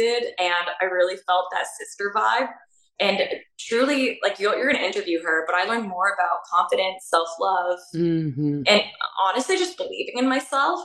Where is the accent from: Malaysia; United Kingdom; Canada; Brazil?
Canada; Toronto, Ontario; moved away as an adult; also born or lived in Hong Kong / Romania; But I mainly grew up in Canada, and I actually grew up in Toronto